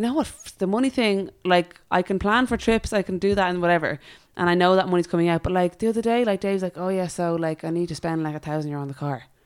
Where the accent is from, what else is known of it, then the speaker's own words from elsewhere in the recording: Ireland; as Irish